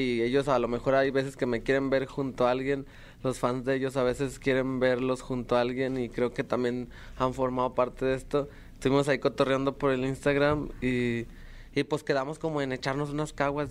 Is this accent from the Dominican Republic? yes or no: no; Mexico; soy de México